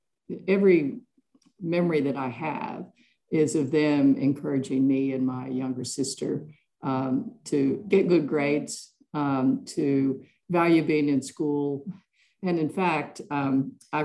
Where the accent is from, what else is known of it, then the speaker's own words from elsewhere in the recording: West Virginia and Virginia, Appalachian Mountains, United States; now in Melbourne, Australia; I grew up in small towns in the coal mining areas of West Virginia and Virginia, up in the Appalachian Mountains